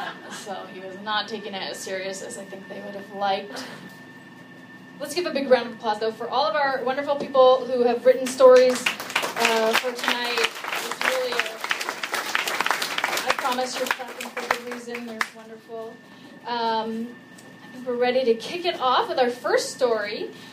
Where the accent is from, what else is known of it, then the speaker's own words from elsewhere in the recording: California, United States; I'm from California.